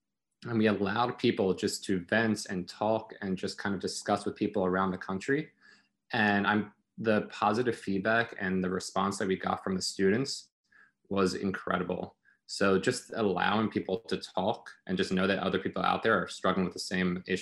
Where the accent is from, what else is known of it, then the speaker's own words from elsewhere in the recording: South Africa; moved away; I'm originally from South Africa